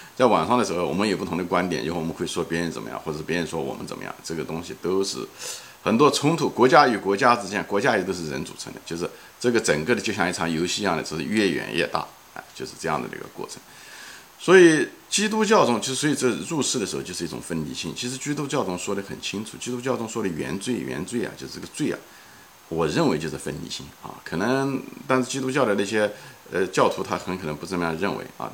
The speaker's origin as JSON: {"language": "Chinese", "country": "China", "said": "我们中国人看中文的局限性"}